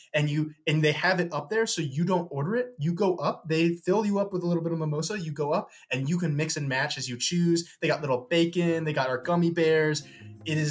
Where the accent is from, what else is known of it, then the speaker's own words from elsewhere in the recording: St. Louis, Missouri, United States; I'm from St. Louis, Missouri